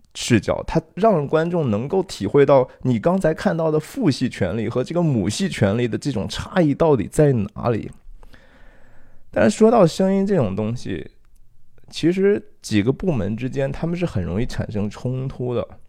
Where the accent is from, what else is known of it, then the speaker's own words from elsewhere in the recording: China; now in San Francisco Bay Area, United States; 我们中国人